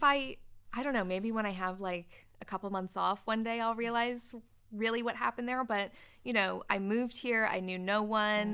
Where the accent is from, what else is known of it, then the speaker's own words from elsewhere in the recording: Canada; moved away as an adult; now in United Kingdom; I'm not from the U K. I'm Canadian. I was born in Canada, and I moved to the U K when I was nineteen